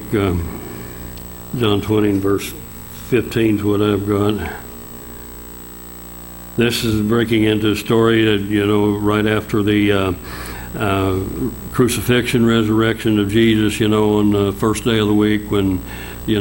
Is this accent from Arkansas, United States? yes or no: no; Oilton, Oklahoma, United States; also born or lived in Duncan, Oklahoma; I moved back to my hometown in Oilton, Oklahoma